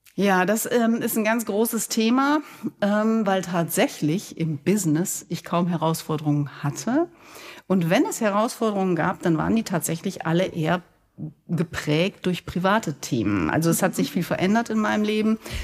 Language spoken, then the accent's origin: German; Gescher, North Rhine-Westphalia, Germany; Bei uns in Gescher, in dem Ort, wo ich wohne und herkomme, gibt es eine Glockengießerei